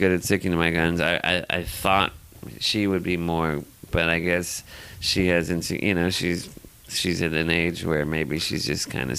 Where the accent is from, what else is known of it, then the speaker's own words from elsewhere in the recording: Los Angeles, California, United States; Yeah, born and raised.